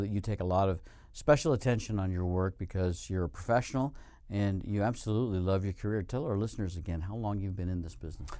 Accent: Colorado, United States; moved away as an adult; also born or lived in Arizona / northern Nevada; now in Nevada, United States; When I lived in Colorado, which is my home state

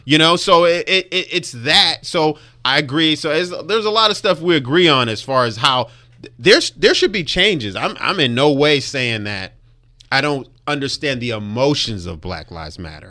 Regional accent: Compton, California, United States; I grew up in Compton.

